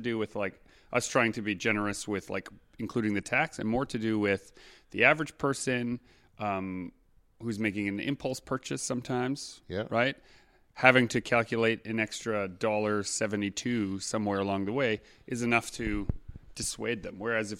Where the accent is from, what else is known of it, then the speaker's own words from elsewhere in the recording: Canada; As a Canadian